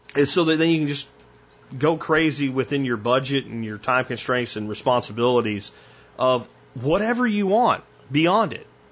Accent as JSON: {"language": "English", "town": "Jacksonville", "region": "Florida", "country": "United States", "tie": "born or raised there", "said": "I grew up in Jacksonville"}